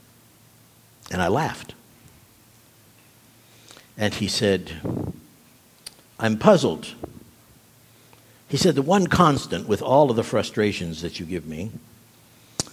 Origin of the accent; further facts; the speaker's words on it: Nuremberg, Bavaria, Germany; moved away; growing up in Germany, living in Nuremberg, where the Nuremberg trials had taken place